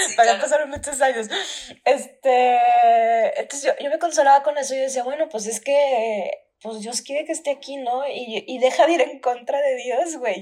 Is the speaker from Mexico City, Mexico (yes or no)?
no; Durango, Mexico; moved away; oficialmente ya no vivimos en Durango